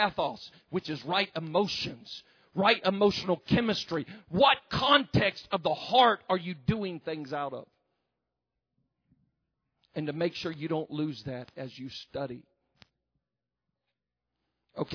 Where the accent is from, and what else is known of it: the South, United States; accent: southern